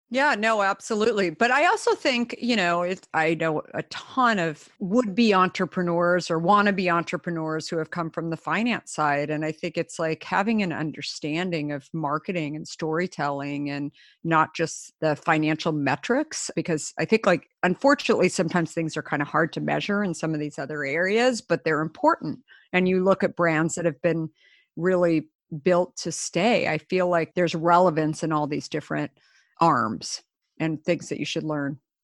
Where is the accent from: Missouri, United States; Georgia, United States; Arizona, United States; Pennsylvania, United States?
Arizona, United States; Scottsdale; also born or lived in Minneapolis; I grew up the last of five kids in Scottsdale, Arizona